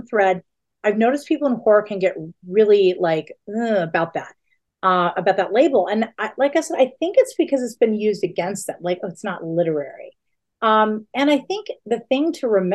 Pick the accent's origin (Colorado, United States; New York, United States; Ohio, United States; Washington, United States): Colorado, United States; right outside of Denver; I grew up right outside of Denver